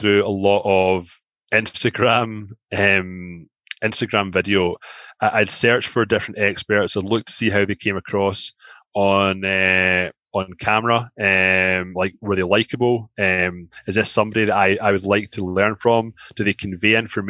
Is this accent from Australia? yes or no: no; Glasgow, Scotland, United Kingdom; moved away as an adult; now in Toronto, Canada; I'm from Glasgow